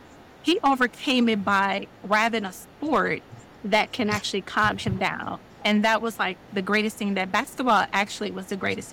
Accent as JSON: {"language": "English", "town": "Milwaukee", "region": "Wisconsin", "country": "United States", "tie": "born or raised there", "said": "Actually, all my life. I grew up in Milwaukee. I've been here for the last, probably, I'm just going to say 100 years to be safe on my age."}